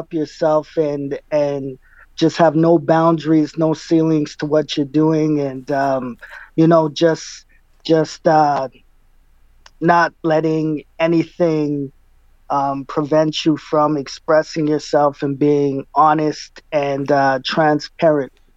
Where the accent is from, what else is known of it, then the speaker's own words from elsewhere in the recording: Winnipeg, Manitoba, Canada; I was born and raised in Winnipeg, and proud to be from here